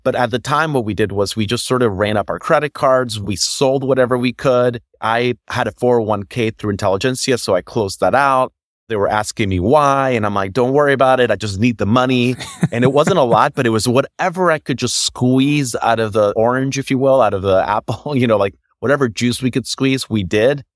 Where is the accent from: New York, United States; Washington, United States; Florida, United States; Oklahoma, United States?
Florida, United States; Orlando; also born or lived in Puerto Rico; now in Chicago, United States; I was born here in Chicago, raised in Puerto Rico. So I was there until I was eight years old, moved to Florida. So I consider Florida home